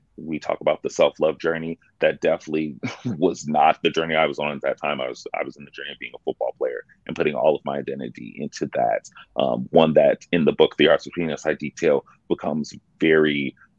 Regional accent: Dallas, Texas, United States; also born or lived in Buffalo, New York; My mother then decided to move us to Dallas, Texas

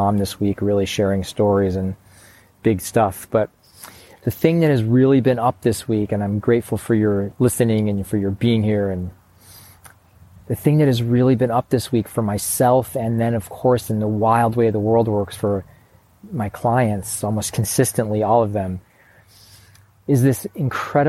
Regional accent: Chicago, Illinois, United States; moved away; also born or lived in Portland, Oregon; I used to say that I grew up in Chicago

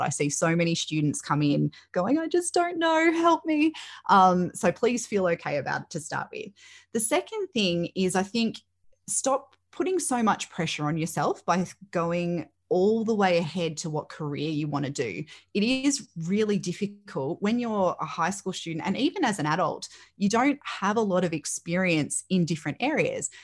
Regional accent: Melbourne, Victoria, Australia; I grew up in the Northwest

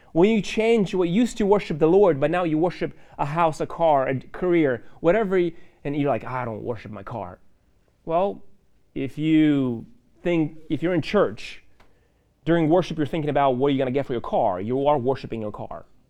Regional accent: Moldova; moved away; I grew up in Moldova

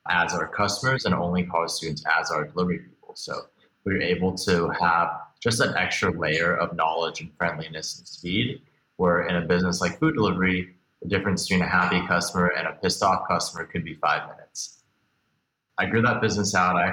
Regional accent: Beijing, China; also born or lived in Hong Kong; now in United States; I was born here in the States, but actually moved around a lot as a kid. Grew up mostly outside of the United States, spending some time in Beijing, Hong Kong, a few other places before I moved back here

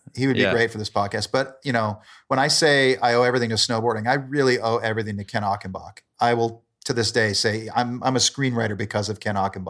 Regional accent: Calgary, Alberta, Canada; also born or lived in Port Moody; I'm from Calgary. I grew up for my younger years in a suburb of Vancouver called Port Moody.

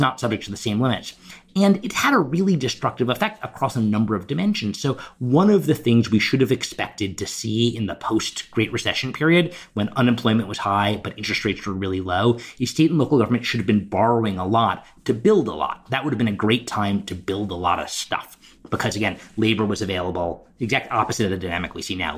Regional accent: New York, United States; I'm a New Yorker

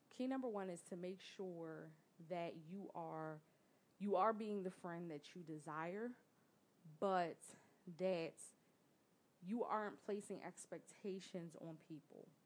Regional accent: Philadelphia, Pennsylvania, United States; I'm from North Philly

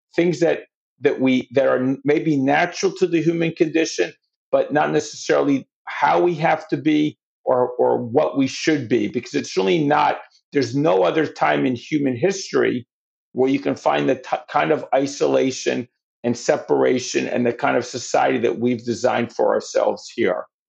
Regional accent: New York City, New York, United States; I'm from New York

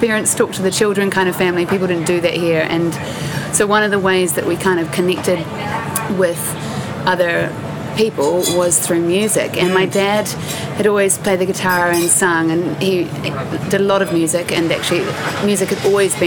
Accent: Christchurch, Canterbury, New Zealand; born or raised there; also born or lived in Palo Alto, California, United States

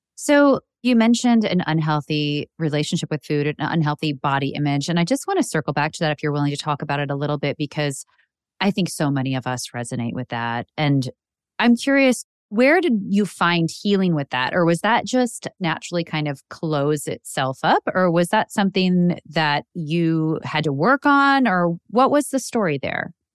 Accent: Illinois, United States; I grew up in the Midwest in Illinois

